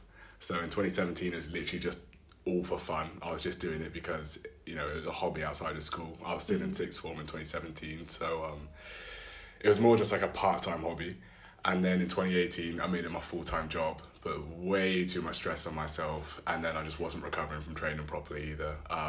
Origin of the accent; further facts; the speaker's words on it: United Kingdom; I'm 22 years old and I am a British high jumper.